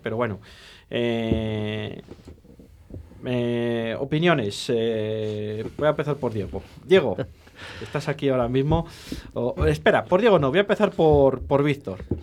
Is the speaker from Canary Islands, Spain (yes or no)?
no; Valladolid, Castile and León, Spain; somos de Valladolid